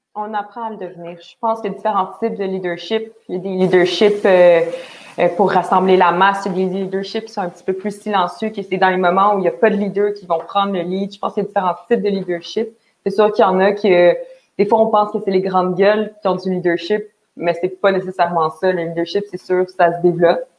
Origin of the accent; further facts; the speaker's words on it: Montreal, Quebec, Canada; je viens de Montréal